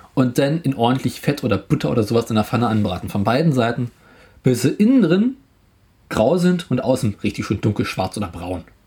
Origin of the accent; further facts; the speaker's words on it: Berlin, Germany; Bei uns in Berlin heißen die Buletten.